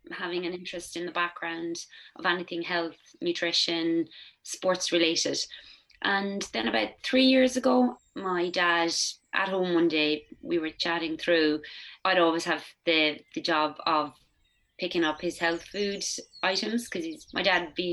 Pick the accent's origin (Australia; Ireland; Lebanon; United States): Ireland; County Offaly, Leinster; I grew up in County Offaly on a tillage